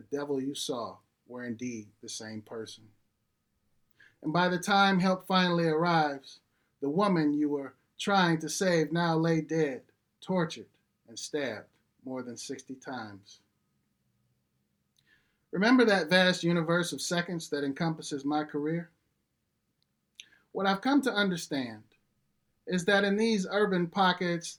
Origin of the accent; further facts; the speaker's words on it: Detroit, Michigan, United States; I grew up in Detroit on the west side off of a street called Puritan and Pilgrim